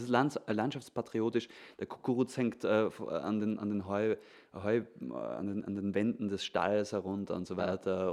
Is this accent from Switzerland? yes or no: no; Vorarlberg, Austria; in Vorarlberg, da wo ich herkomme